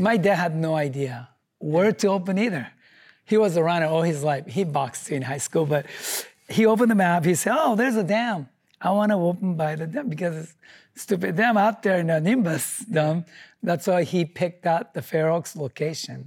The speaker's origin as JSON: {"language": "English", "country": "Japan", "second_language": "English", "moved": "as an adult", "lives_now": "United States", "said": "I'm from Japan with nothing, no money, no English"}